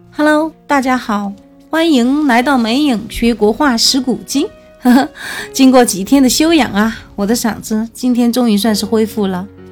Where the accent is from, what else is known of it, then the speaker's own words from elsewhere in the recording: China; 我们中国人